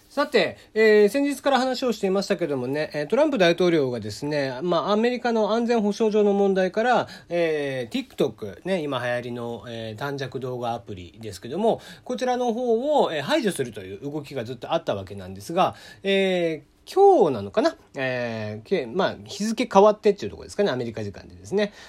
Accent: Kagoshima, Japan; accent: Kagoshima dialect; first language Japanese; moved away; 僕もこう、感情が高ぶったりとかすると、実はこう、鹿児島弁が結構出たりとかしちゃいます。で、まあそういうのはやっぱり母国語というのが、まあ日本語でありつつ、鹿児島弁なんですよね。

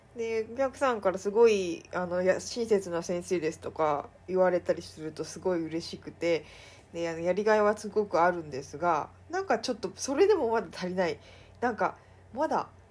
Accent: Mie, Japan; 地元の三重県

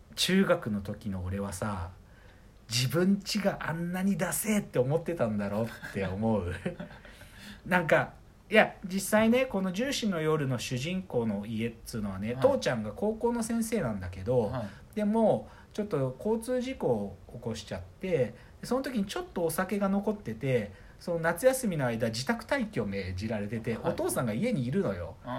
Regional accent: Maebashi, Gunma, Japan; 群馬県前橋出身

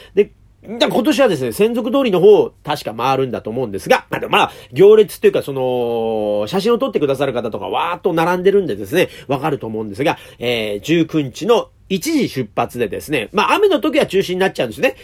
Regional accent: Edogawa, Tokyo, Japan; also born or lived in Asakusa, Tokyo; もともと私ね、東京でも端っこの方でね、江戸川区というところ出身でございます

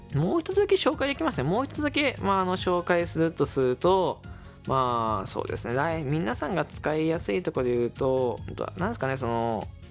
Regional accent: Fukuoka, Japan; accent: Hakata dialect; 福岡出身なんですよ

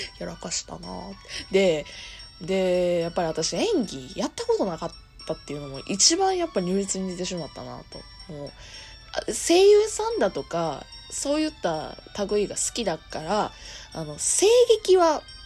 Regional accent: Kansai, Japan; accent: Kansai-ben; ちゃきちゃき関西弁の、まあ、アラサー OL

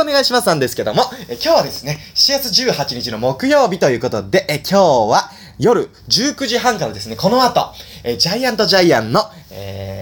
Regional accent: Nagano, Japan; moved away; 僕はね、長野県出身なんで

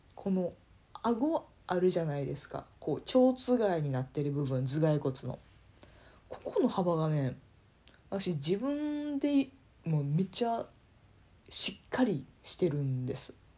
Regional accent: Kansai, Japan; accent: Kansai dialect; 方言というか関西弁混じりで喋ってる

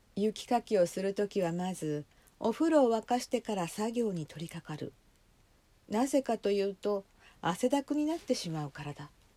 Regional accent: inland Hokkaido, Japan; 北海道の内陸で生まれ育ちえー、しばらく8年ほど離れてまた戻ってきた身

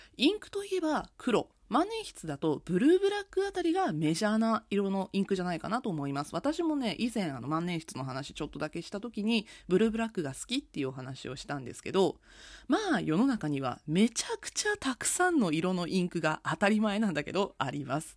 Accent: Nagasaki, Japan; 私の地元、長崎県にある会社があります

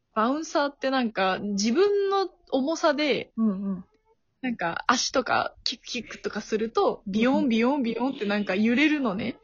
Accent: Tokushima, Japan; moved away as an adult; now in Tokyo, Japan; 徳島で生まれた

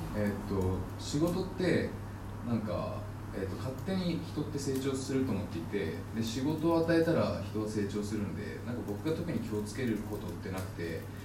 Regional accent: Japan; 自分が日本で生まれたんで

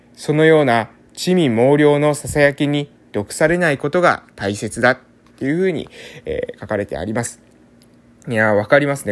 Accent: Kagoshima, Japan; 祖父祖母の時代からですね、父方も母方もですね、この、えー、地元の村出身

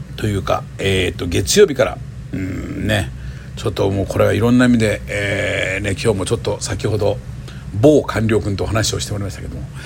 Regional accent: Miyazaki, Japan; now in Tokyo, Japan; 僕の地元の宮崎の高千穂線

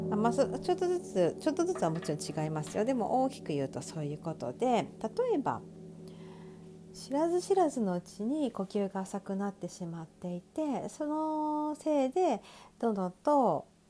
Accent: Sapporo, Hokkaido, Japan; 私の地元である北海道は札幌市で

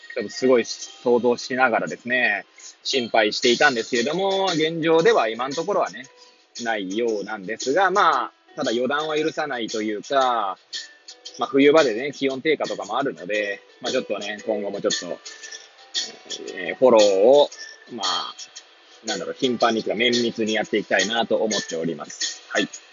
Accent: Hachioji, Tokyo, Japan; moved away as an adult; now in Kamaishi, Japan; 私、八王子生まれ、八王子育ちで

